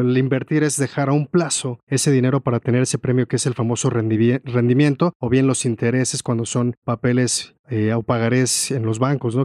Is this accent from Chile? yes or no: no; Mexico